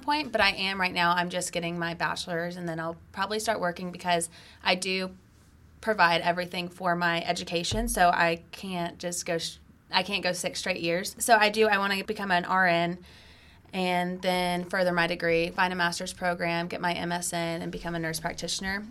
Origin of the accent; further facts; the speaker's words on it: Acworth, Georgia, United States; I was born and raised in Georgia. I grew up in Ackworth